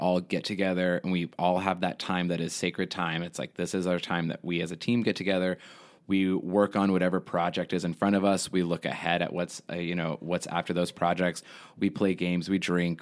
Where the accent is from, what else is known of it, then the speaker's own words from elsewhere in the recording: Houston, Texas, United States; also born or lived in Lubbock, Texas; I was born in Lubbock, Texas, and then I moved to Houston when I was, like, seven years old